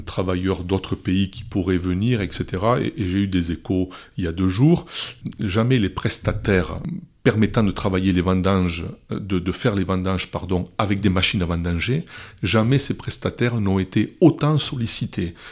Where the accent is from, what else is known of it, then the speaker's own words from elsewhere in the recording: Gironde, Nouvelle-Aquitaine, France; chez nous, en Gironde